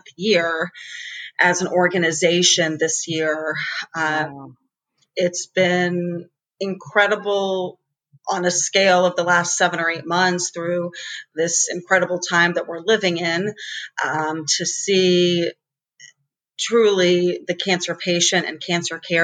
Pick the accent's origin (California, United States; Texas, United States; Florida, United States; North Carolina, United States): North Carolina, United States; Greensboro; growing up in Greensboro